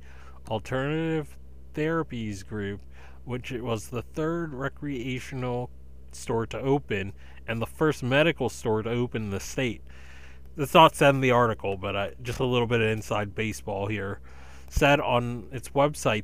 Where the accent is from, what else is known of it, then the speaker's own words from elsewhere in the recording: eastern Massachusetts, United States; in eastern Massachusetts in my hometown county that I live